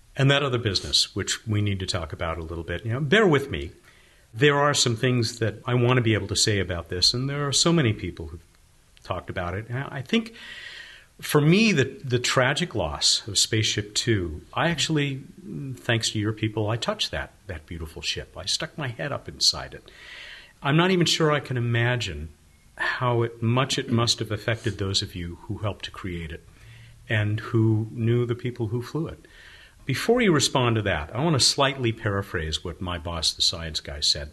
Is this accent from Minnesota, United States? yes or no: no; Long Beach, California, United States; my hometown of Long Beach, California